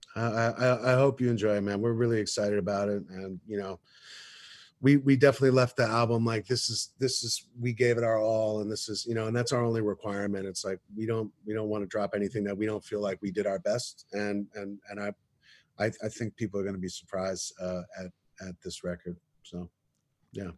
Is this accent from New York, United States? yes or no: yes; New York, United States; I grew up in New York